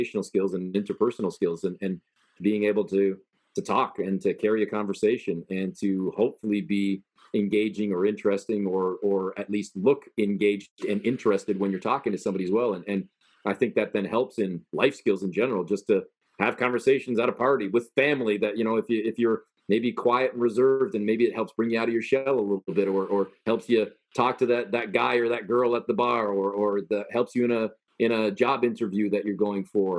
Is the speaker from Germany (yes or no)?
no; Canada; I was born and raised in Canada